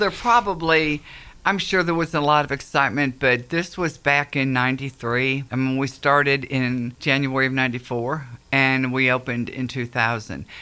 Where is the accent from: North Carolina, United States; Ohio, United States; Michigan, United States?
Ohio, United States; Akron; moved away as an adult; now in Gallatin, United States; I'm originally from Akron, Cleveland area